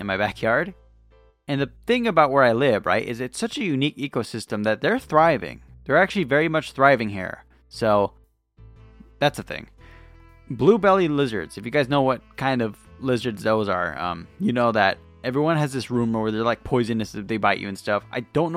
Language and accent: English; Lakewood, California, United States; Actually, I was born in Lakewood